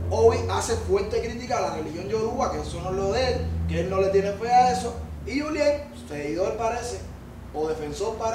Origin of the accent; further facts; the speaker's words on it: Cuba; No, yo, cubano. yo soy cubano, yo puedo andar con los mismos cubanos.